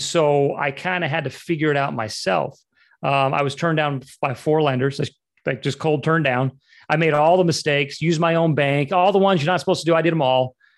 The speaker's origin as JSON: {"language": "English", "region": "Utah", "country": "United States", "tie": "born or raised there", "also_born_or_lived": "Los Angeles / Southeast Florida", "moved": "as an adult", "said": "I was born and raised in Utah. Um, I moved to to Los Angeles to pursue the dream at age 18"}